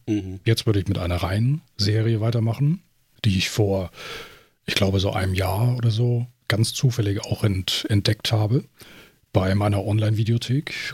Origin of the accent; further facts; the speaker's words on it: Germany; bei uns in Deutschland